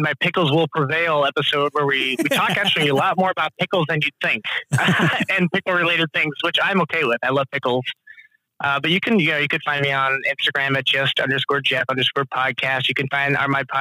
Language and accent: English; California, United States; moved away; also born or lived in Flagstaff, Arizona; I'm from California